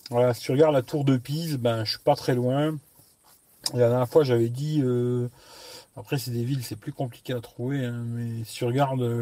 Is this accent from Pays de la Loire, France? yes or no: no; Lyon, Auvergne-Rhône-Alpes, France; born there; Pourtant, je suis né à Lyon. Maintenant, je suis dans un village tranquille, pas de bouchons.